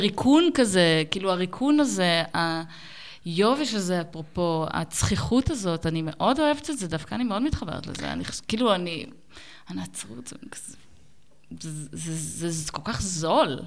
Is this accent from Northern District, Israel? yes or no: yes; Ben Ami, Northern District, Israel; moved away as an adult; now in Berlin, Germany; אני גדלתי במושב בנעמי ליד נהריה